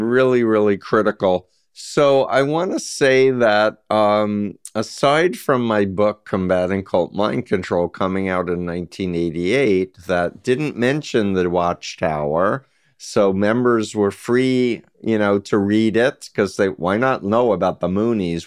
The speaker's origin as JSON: {"language": "English", "region": "New York", "country": "United States", "tie": "born or raised there", "said": "I grew up in New York"}